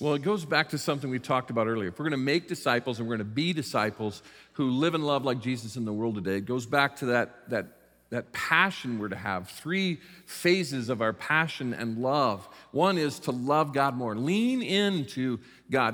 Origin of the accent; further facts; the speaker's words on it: South Bend, Indiana, United States; I was raised in the South Bend, Mishawaka area in northern Indiana